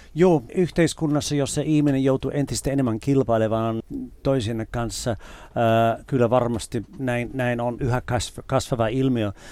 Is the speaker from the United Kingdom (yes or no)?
yes; United Kingdom; moved away as an adult; now in Finland; kun mä olin nuori ja asuin vielä siellä